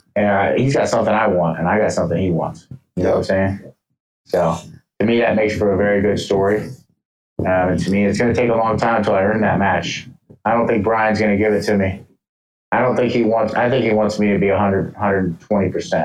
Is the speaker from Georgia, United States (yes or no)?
yes; Atlanta, Georgia, United States; moved away; Atlanta, Georgia, where I was born, mind you. I was born in Atlanta in September 9th, 1993